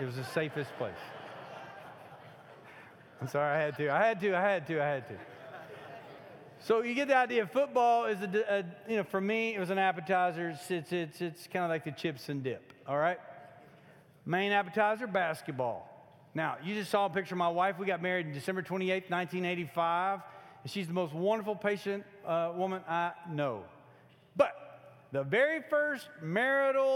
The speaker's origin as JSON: {"language": "English", "region": "Kentucky", "country": "United States", "moved": "yes", "said": "I'm from Kentucky"}